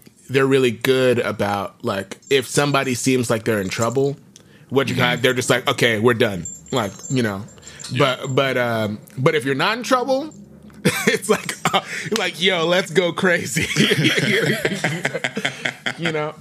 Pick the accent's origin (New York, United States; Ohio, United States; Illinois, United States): New York, United States; New York City; I grew up in New York